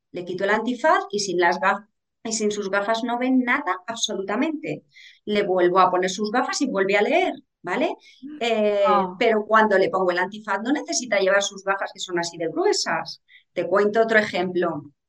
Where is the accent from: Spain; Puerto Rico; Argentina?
Spain; Aragon; yo soy aragonesa